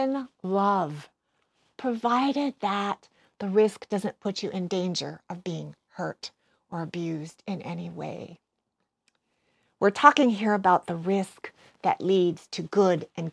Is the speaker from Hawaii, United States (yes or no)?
yes; Hawaii, United States; moved away as an adult; also born or lived in West Coast; growing up in Hawaii, even going away to college on the West Coast